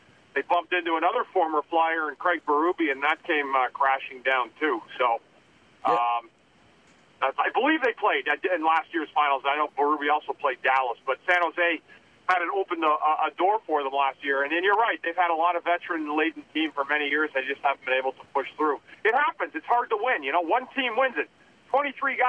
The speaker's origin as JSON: {"language": "English", "town": "Ottawa", "region": "Ontario", "country": "Canada", "tie": "born or raised there", "said": "I grew up on the Beaver Tails"}